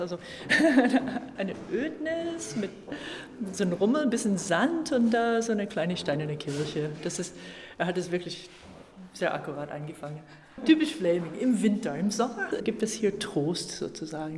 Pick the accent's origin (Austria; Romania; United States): United States; Virginia; German is a second language; moved away as an adult; also born or lived in California / New York / Philadelphia / Tel Aviv; now in Bad Belzig, Germany; Virginia wo ich aufgewachsen bin